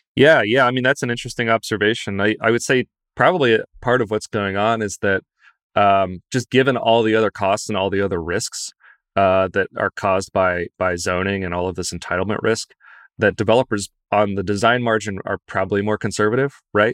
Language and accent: English; Lexington, Kentucky, United States; moved away; I'm from Lexington